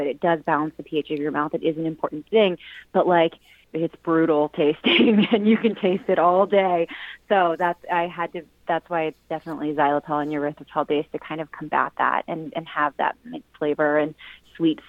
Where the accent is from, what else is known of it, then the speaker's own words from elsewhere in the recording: Virginia, United States; now in California, United States; I'm originally from Virginia